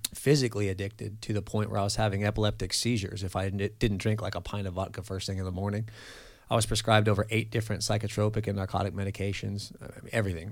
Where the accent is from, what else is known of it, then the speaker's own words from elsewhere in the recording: Central Coast of California, United States; also born or lived in Los Angeles, California; now in Mandeville, Louisiana, United States; I grew up in California, kinda all over the Central Coast of California, and I was born in L